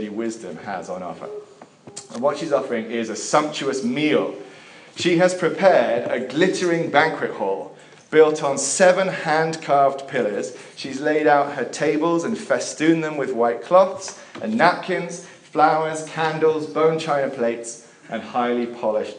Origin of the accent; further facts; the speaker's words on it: England, United Kingdom; while I was growing up in England